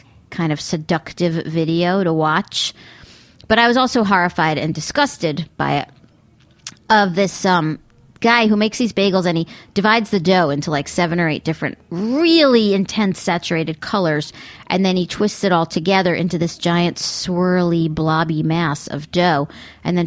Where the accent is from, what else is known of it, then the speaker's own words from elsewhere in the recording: Long Island, New York, United States; also born or lived in Brooklyn, New York; growing up on Long Island